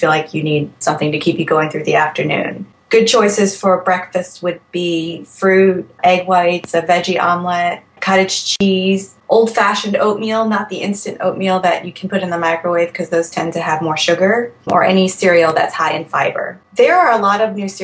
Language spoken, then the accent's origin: English; Alexandria, Virginia, United States; I am from Alexandria, Virginia, and I am 31 years old